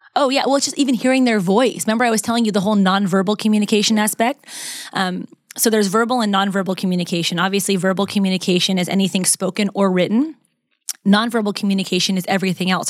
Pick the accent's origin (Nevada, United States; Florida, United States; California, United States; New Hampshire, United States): Nevada, United States; Las Vegas; moved away as an adult; now in Los Angeles, United States; I was actually born and raised in Las Vegas